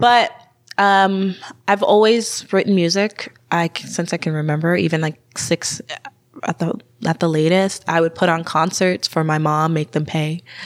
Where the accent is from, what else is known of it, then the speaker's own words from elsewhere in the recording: Tucson, Arizona, United States; now in Eugene, United States; I'm from Tucson, Arizona